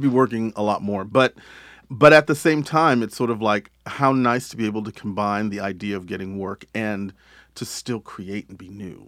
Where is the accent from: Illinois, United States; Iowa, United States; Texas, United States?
Texas, United States; moved away; I grew up in Texas